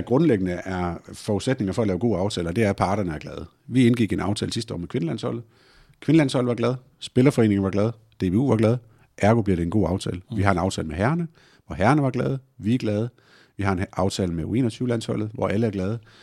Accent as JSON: {"language": "Danish", "town": "Tornby", "region": "North Denmark Region", "country": "Denmark", "tie": "born or raised there", "also_born_or_lived": "Hjørring", "moved": "yes", "said": "jeg er vokset op i et klubhus selv, øh, spillede fodbold al den tid, jeg overhovedet kunne, som, som dreng i Tornby Idrætsforening oppe i Vendsyssel"}